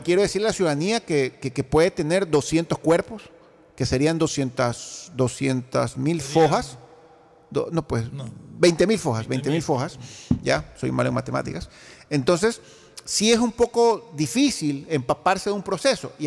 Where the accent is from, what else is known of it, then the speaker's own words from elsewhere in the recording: Guayaquil, Guayas, Ecuador; Yo, como ecuatoriano, como guayaquileño